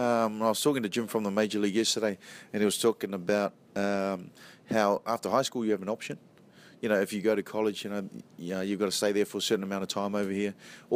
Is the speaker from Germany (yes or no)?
no; New Zealand; I grew up in New Zealand, so in New Zealand, there's still bits and pieces that float around